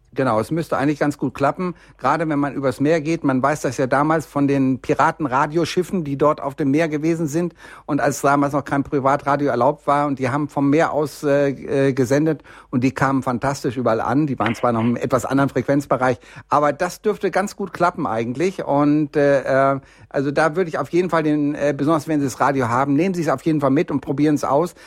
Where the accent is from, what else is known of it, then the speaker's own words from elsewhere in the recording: Bielefeld, North Rhine-Westphalia, Germany; now in Munich, Germany; ich komme ja nur eigentlich aus Bielefeld und bin hier unten in Bayern kleben geblieben, weil es einfach wirklich schön ist hier in München